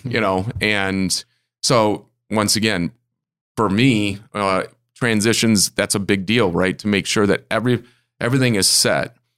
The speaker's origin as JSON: {"language": "English", "region": "Michigan", "country": "United States", "tie": "born or raised there", "also_born_or_lived": "Arizona / South Carolina", "moved": "as an adult", "said": "I'm a Michigander"}